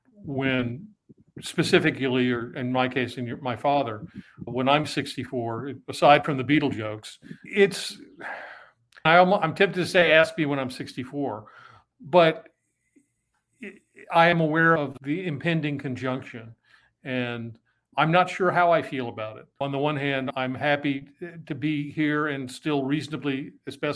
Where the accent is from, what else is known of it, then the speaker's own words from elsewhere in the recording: New York City, New York, United States; also born or lived in Long Island; I grew up in New York City